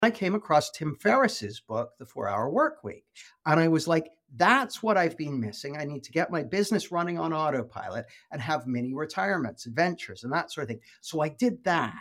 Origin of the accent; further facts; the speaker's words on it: west coast of Canada, British Columbia, Canada; moved away as an adult; now in United Kingdom; I live in the U K, but I grew up in Canada, on the west coast of Canada.